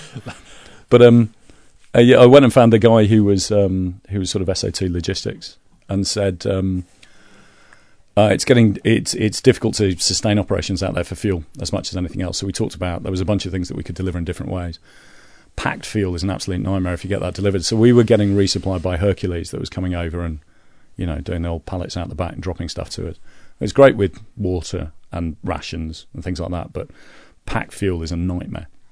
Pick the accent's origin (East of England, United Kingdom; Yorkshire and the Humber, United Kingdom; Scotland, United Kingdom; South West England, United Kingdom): Yorkshire and the Humber, United Kingdom; Leeds; I'm from Leeds